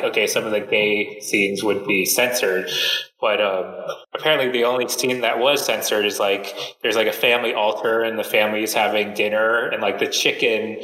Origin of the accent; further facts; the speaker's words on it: Silver Spring, Maryland, United States; moved away as an adult; also born or lived in Vietnam; I was born and raised right outside Washington, D.C. in this town called Silver Spring, Maryland